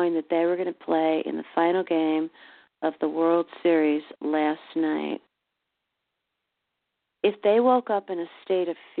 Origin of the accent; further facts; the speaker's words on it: Chicago, Illinois, United States; now in St. Louis, United States; my hometown of Chicago